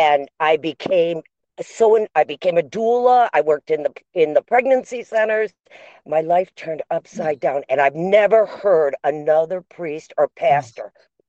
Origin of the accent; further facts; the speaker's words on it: Michigan, United States; moved away; also born or lived in Florida; I was living in Florida. I'm from Michigan.